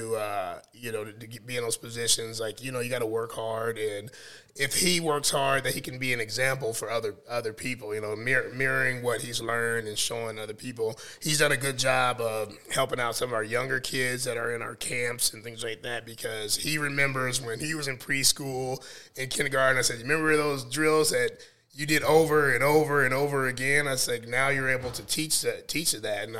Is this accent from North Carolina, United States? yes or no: yes; North Carolina, United States; also born or lived in North Omaha, Nebraska; now in Omaha, United States; I grew up in North Carolina